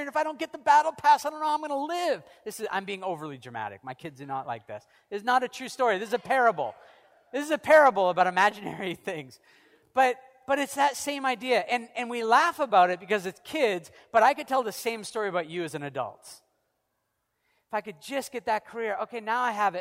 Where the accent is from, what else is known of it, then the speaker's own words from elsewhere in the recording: United States; now in Canada; I'm an American and Canadian